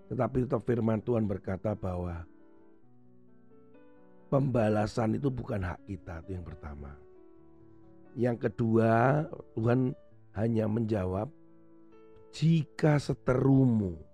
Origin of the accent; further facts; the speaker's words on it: Indonesia; tidak dianggap bahwa sebagai perwakilan negara, tapi saya ini asalnya yang dari